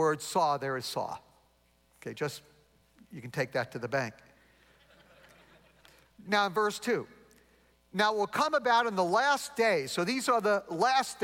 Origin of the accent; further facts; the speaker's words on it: New York, United States; accent: New York; my New York accent